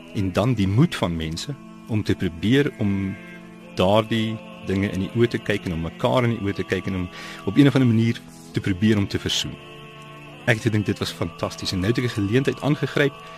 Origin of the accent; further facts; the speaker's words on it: South Africa; moved away; also born or lived in Europe; my as 'n Suid-Afrikaner wat in die buiteland leef